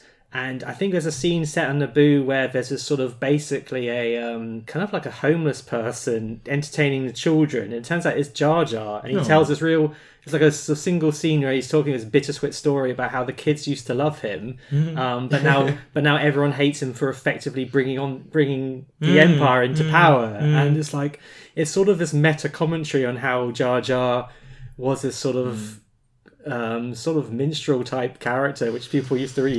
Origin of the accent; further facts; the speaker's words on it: Hammersmith, London, United Kingdom; born there; And I mean, I was born in Hammersmith, but I thought London sounded better.